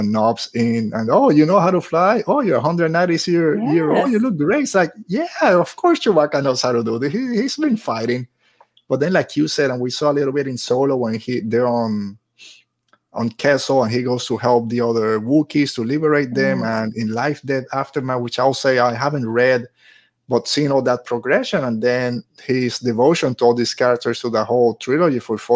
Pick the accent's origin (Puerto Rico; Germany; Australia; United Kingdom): Puerto Rico; moved away; I grew up in Puerto Rico